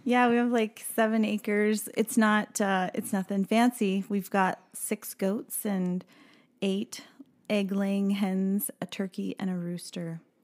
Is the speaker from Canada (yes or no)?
no; Maryville, Missouri, United States; I grew up in Missouri in a small, uh, town in the northwest corner of the state called Maryville.